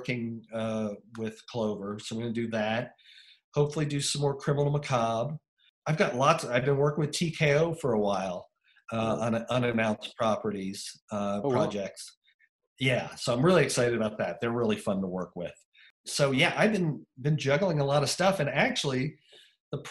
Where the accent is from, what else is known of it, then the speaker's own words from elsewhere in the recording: Washington, District of Columbia, United States; moved away; also born or lived in Burbank; growing up in Washington, D.C.